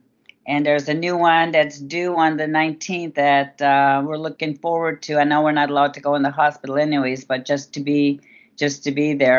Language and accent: English; Tobique, New Brunswick, Canada; moved away; I'm originally from Tobique